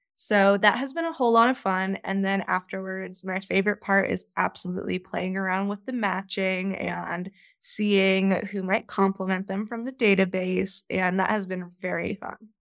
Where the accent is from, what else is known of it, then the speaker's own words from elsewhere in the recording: Virginia, United States; moved away as an adult; now in Denver, United States; grew up on the East Coast in Virginia and I moved out here about two years ago.